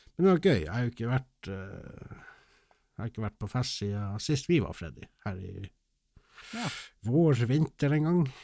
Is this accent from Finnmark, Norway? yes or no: yes; Finnmark, Norway; moved away; jeg var hjemme i Finnmark.